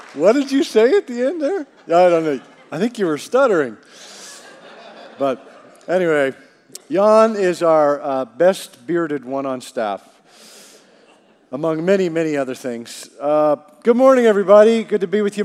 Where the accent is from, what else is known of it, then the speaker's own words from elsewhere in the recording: Canada; growing up in Canada